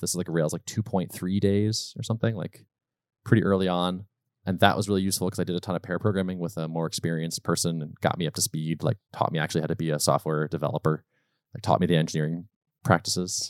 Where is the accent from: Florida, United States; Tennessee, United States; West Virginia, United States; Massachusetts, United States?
Massachusetts, United States; Western; also born or lived in Colorado / North Carolina; I was born in Western Mass, lived there for a while, and moved to Colorado and North Carolina for sort of three or four year stints as I was when I was much younger, but mostly Massachusetts